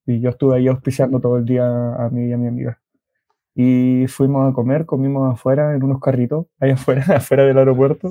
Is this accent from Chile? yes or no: yes; Chile; tenemos muchos chilenos